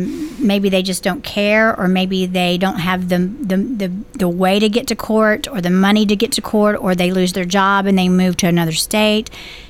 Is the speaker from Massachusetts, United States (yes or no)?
no; Beech Grove, Tennessee, United States; But also, this is my hometown, even though right. I was raised in Beech Grove.